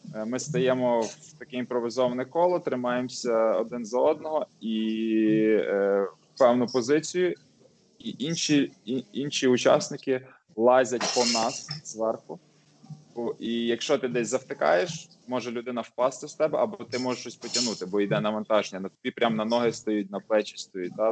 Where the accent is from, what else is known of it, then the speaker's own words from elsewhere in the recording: Lviv, Lviv Oblast, Ukraine; first language Ukrainian; я зі Львова